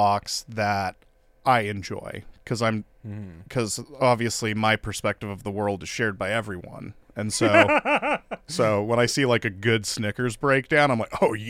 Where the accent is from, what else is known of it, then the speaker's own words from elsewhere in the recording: Seattle, Washington, United States; Well, like the neighborhood I grew up in Ballard, it was very residential and like the, you know, little patch we were in.